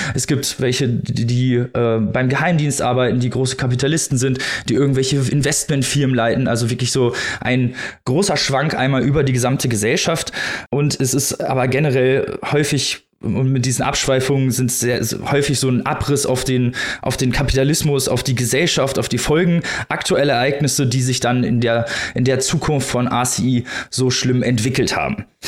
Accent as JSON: {"language": "German", "country": "Germany", "said": "wir als Deutsche"}